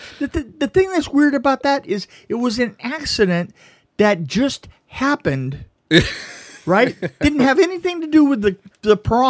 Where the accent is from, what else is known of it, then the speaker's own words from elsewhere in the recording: Texas, United States; oh, on my honor as a Texan.